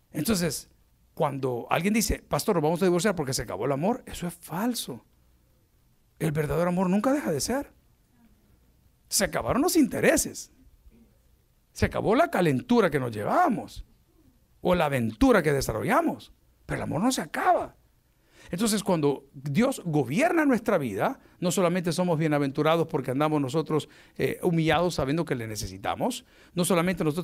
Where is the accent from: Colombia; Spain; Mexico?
Colombia; un, lugar eh, colombiano, mi pueblo.